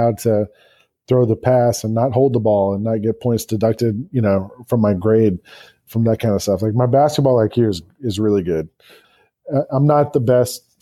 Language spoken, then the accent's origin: English; Atlanta, Georgia, United States; also born or lived in New York City; now in Memphis, United States; I grew up in Atlanta and, being from the South, my wife and I talked about moving back South at some point